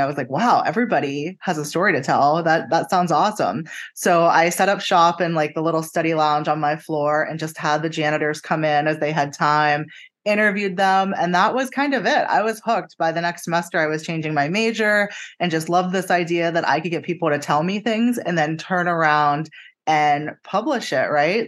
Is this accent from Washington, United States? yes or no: no; Pennsylvania, United States; moved away as an adult; also born or lived in Jacksonville, Florida; now in Tampa, United States